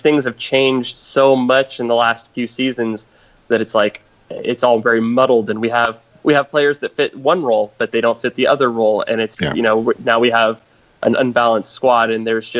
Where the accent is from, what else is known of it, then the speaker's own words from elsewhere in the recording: United States; being American